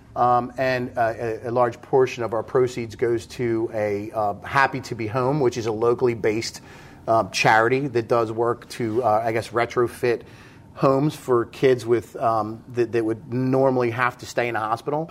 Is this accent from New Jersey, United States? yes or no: yes; New Jersey, United States; moved away as an adult; I grew up in South Jersey